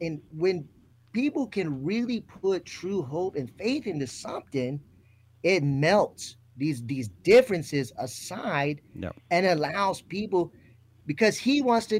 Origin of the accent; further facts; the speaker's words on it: Florida, United States; I grew up in Florida. I've lived in lots of places in the United States, overseas.